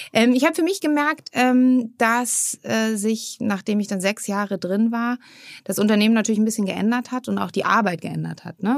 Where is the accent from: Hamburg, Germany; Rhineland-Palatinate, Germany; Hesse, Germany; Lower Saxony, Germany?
Hamburg, Germany; moved away as an adult; also born or lived in Freiburg / Frankfurt; ich komme ursprünglich aus Hamburg